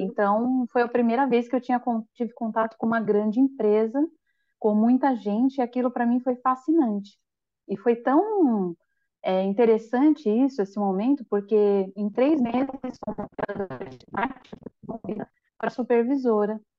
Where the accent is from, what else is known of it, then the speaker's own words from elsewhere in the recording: São Paulo, Brazil; moved away as an adult; now in Florianópolis, Brazil; eu nasci em São Paulo, capital